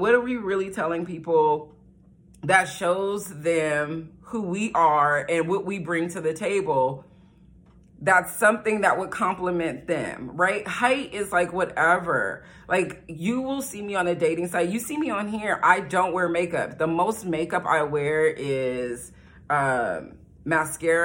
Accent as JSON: {"language": "English", "country": "United States", "said": "I'm black from America"}